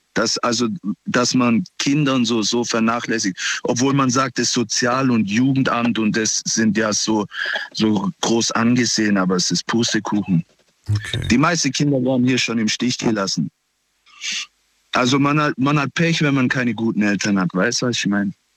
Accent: Pforzheim, Baden-Württemberg, Germany; Ich komme aus Pforzheim, aus Nordstadt

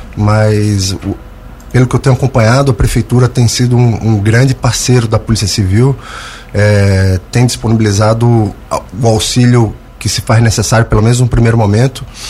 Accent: Santos, São Paulo, Brazil; also born or lived in Brusque, Santa Catarina / Greater Florianópolis, Santa Catarina; now in Lauro Müller, Brazil; Sou natural de São Paulo, Santos.

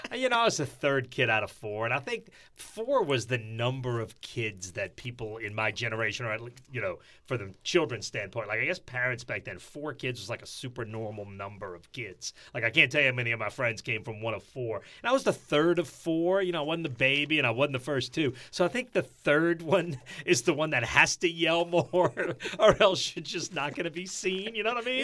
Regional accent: New Orleans, Louisiana, United States; moved away as an adult; also born or lived in South Dakota; I grew up in New Orleans East

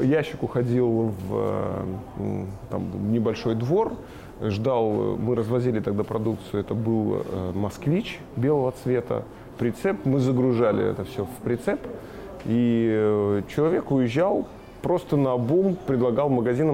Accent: Bălți, Moldova; also born or lived in Shymkent, Kazakhstan; я родился в Казахстане, в городе Чемкент

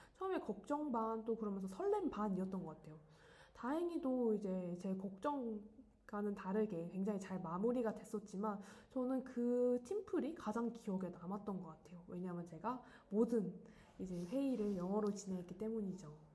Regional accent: South Korea; 사실 저는 토종 한국인이에요

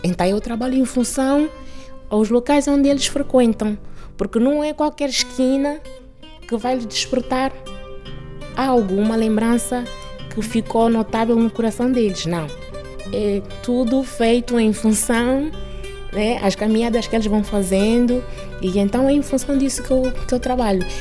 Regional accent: Bié, Angola; moved away as an adult; now in Lisbon, Portugal; nasci em Angola, especificamente na província do Bié. Vim para Portugal com 22 anos.

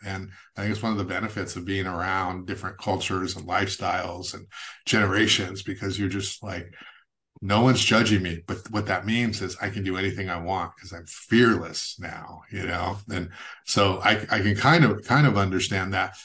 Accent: Goleta, California, United States; also born or lived in San Jose; I grew up in Goleta, Santa Barbara

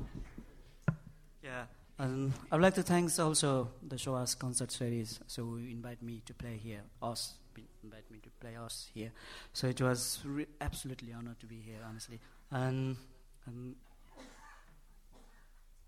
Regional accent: Nepal; English is a second language; moved away; I'm desperately missing my home country

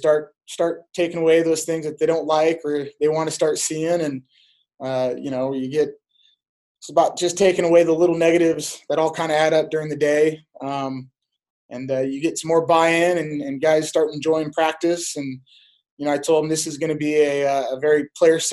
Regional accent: Pella, Iowa, United States; When I was growing up, it was like 6,000. We're almost 10,000 now

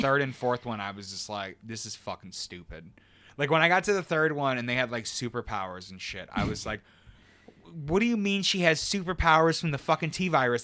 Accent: United States; being an American

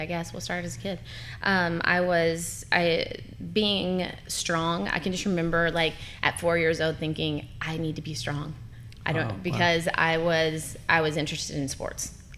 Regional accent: Paducah, Kentucky, United States; Paducah, Kentucky

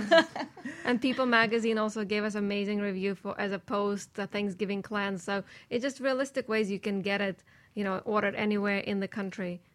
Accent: Saint Petersburg, Russia; moved away; I'm from St. Petersburg, Russia. We did not have anything raw in January

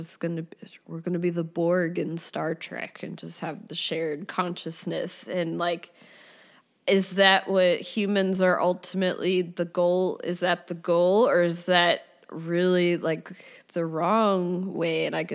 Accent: New Jersey, United States; also born or lived in Philadelphia; South Jersey, Philadelphia.

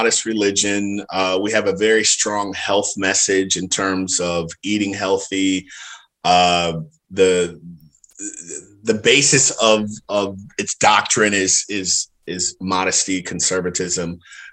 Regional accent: Dayton, Ohio, United States; Grew up in Dayton, Ohio, born and raised there

